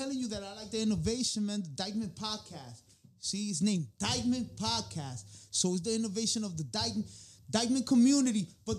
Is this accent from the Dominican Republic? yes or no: yes; Santo Domingo, Dominican Republic; moved away; also born or lived in Tenares, Dominican Republic; I'm from La Capital, originally the Tenares.